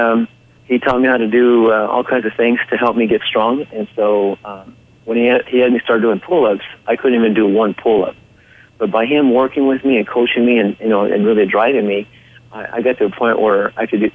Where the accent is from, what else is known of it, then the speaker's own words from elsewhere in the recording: Orange County, California, United States; I was raised in Orange County, California